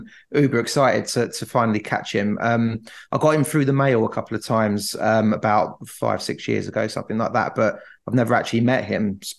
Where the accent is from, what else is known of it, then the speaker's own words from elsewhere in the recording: United Kingdom; they're like, where are you from? And I say the UK.